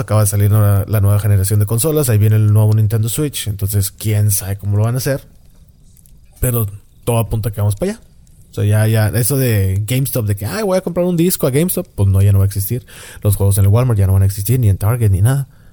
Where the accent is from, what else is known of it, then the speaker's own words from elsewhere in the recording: Mexico; De México